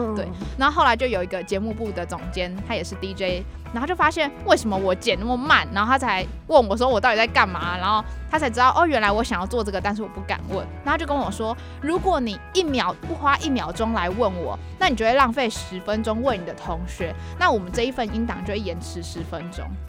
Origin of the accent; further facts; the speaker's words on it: Kaohsiung, Taiwan; 因为我是高雄人